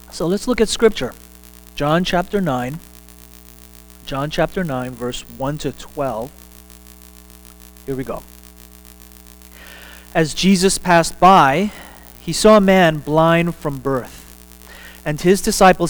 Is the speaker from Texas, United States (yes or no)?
yes; Texas, United States; I'm a Texan